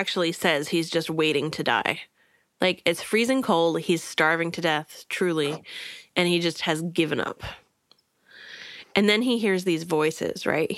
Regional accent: New Jersey, United States; moved away; also born or lived in Florida; I'm actually from New Jersey originally before Florida

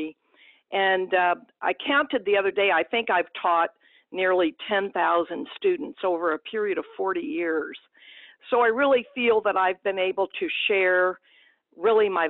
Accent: Perryville, Missouri, United States; I grew up in a small town in southeast Missouri, and town of about 5,000, Perryville, Missouri, was my hometown.

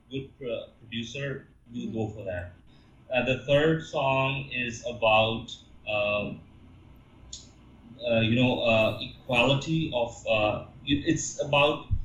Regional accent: Pakistan; moved away as an adult; also born or lived in Canada; go back to Pakistan

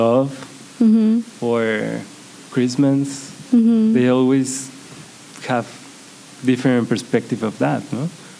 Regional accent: Guadalajara, Jalisco, Mexico; English is a second language; also born or lived in Tijuana; Guadalajara, my hometown

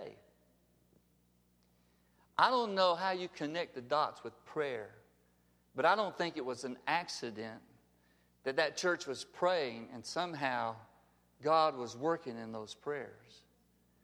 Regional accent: Alabama, United States; we're here from Alabama.

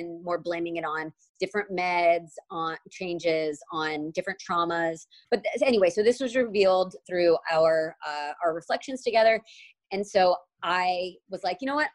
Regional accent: Alabama, United States; I grew up in Alabama

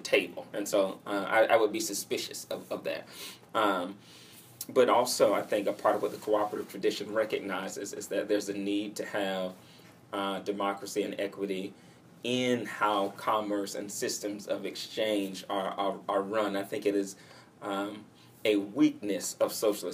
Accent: Atlanta, Georgia, United States; moved away; I grew up in Cascade, which is in the southwest portion of Atlanta

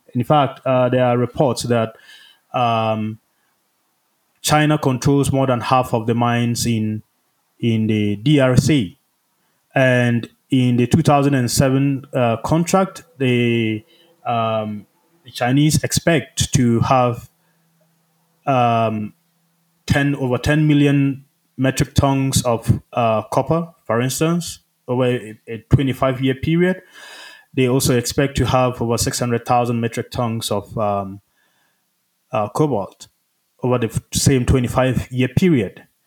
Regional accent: Ghana; moved away as an adult; also born or lived in Rwanda; now in United States; I'm from Ghana, where I lived most of my life

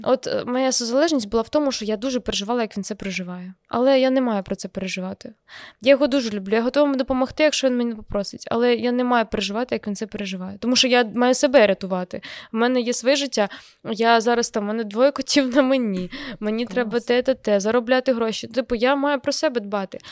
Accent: Kremenchuk, Poltava Oblast, Ukraine; now in Kyiv, Ukraine; я приїхала в Кремінчук

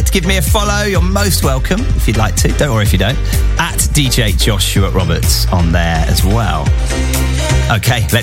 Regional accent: Norwich, East of England, United Kingdom; I'm playing in my hometown, playing in Norwich

